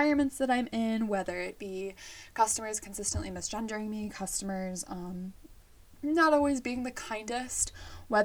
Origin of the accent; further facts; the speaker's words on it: Illinois, United States; I was born in Illinois, so the Midwest, and I grew up with both my mom and my dad raising me.